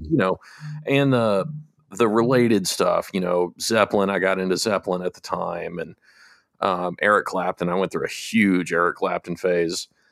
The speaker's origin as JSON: {"language": "English", "country": "United States", "said": "I'm American"}